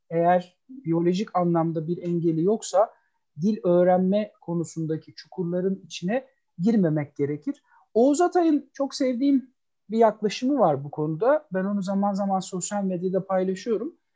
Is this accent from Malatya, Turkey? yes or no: no; Istanbul, Turkey; moved away as an adult; now in Ankara, Turkey; 1980 İstanbul doğumluyum ben. Ee, üniversiteye kadar İstanbul'da Kadıköy'de çok sevdalı olduğum e, Kadıköy'de büyüdüm.